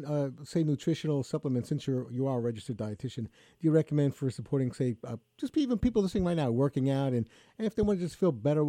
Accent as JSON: {"language": "English", "town": "New York City", "region": "New York", "country": "United States", "tie": "born or raised there", "said": "I grew up in Brooklyn."}